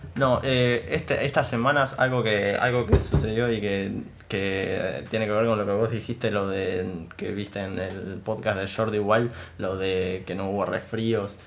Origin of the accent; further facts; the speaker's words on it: Argentina; nuestro gran país, Argentina